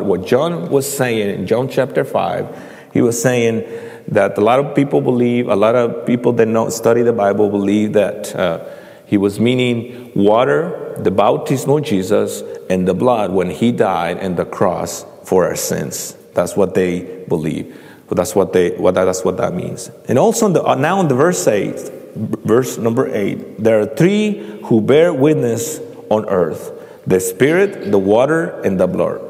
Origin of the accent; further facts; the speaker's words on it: central Mexico, Mexico; now in Indianapolis, United States; I'm, I'm from Mexico, and uh, I, uh, I, uh, had a privilege and a blessing to uh, know the, the Lord when I was 13 years old in Mexico